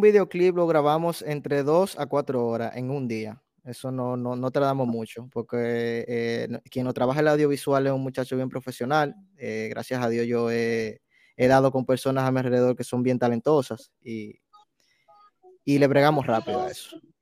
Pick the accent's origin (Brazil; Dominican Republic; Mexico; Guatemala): Dominican Republic; first language Spanish; also born or lived in New York City; now in New York, United States; yo nací me crié en la República, en la República Dominicana